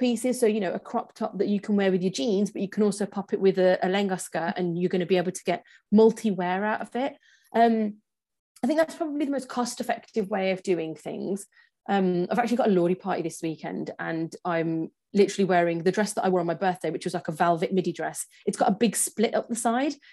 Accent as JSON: {"language": "English", "region": "England", "country": "United Kingdom", "tie": "born or raised there", "said": "born and raised in England"}